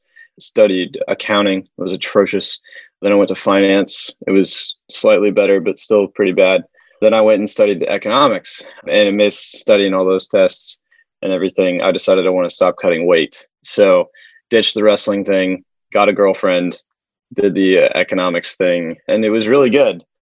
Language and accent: English; Wichita, Kansas, United States; moved away as an adult; I'm from Wichita, Kansas. That's a lot of mom and pops.